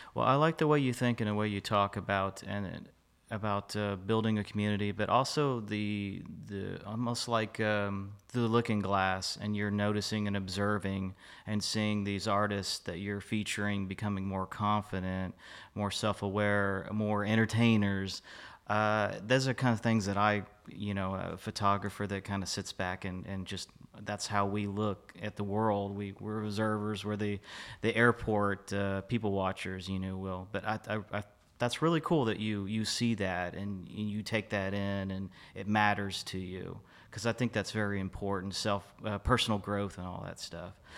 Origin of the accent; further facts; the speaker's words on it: Fort Worth, Texas, United States; moved away as an adult; now in Dallas, United States; I'm a native of Fort Worth. I lived here most of my life, uh, transitioned to Dallas